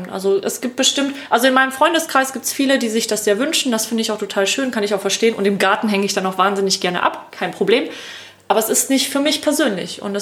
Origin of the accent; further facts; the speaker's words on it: Lake Constance area, Germany; am Bodensee, ne? Mhm. aus der Gegend, wo ich herkomme.